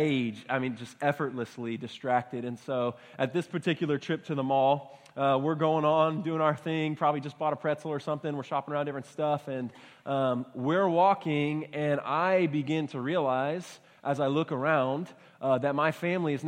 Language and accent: English; Baytown, Texas, United States; I grew up in Baytown, Texas, so not too far from here